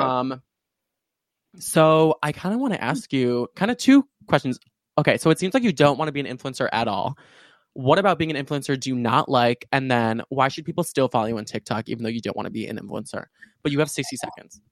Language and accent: English; suburbs of Chicago, Illinois, United States; also born or lived in Urbana-Champaign, Illinois; right now I'm at my university, um, uh, University of Illinois in Urbana-Champaign, but I'm normally from like the suburbs of Chicago